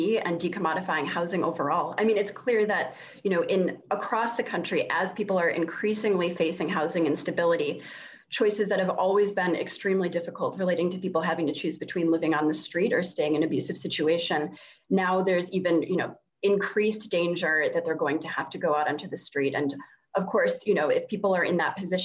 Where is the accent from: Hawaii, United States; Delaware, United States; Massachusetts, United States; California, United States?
Massachusetts, United States; I'm from Massachusetts, where the winters are extremely cold